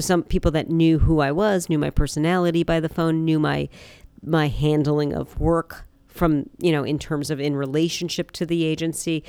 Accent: New Jersey, United States; moved away as an adult; now in Chicago, United States; I grew up in New Jersey

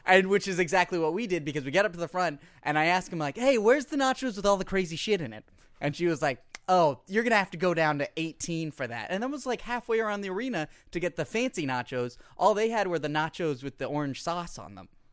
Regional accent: United States; as an American

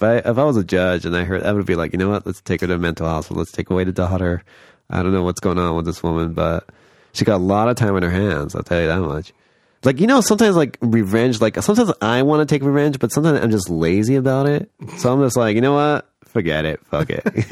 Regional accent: Los Angeles, California, United States; I'm from here. I'm from LA. I'm a native

